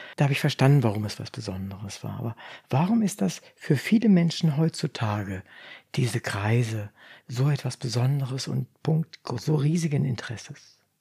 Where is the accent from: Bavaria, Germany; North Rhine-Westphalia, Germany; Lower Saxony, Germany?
Lower Saxony, Germany; Braunschweig; also born or lived in Wolfenbüttel; Wir kommen aus Braunschweig, Wolfenbüttel, Braunschweig.